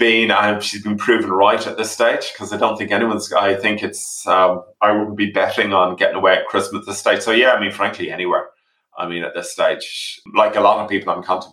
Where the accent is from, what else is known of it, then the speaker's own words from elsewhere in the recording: England, United Kingdom; as a child, I grew up in England as a child